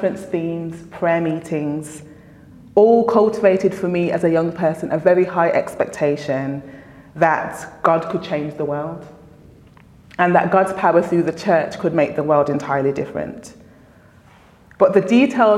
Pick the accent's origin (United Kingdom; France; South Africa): United Kingdom; Birmingham, West Midlands; I grew up in Handsworth in the inner city of Birmingham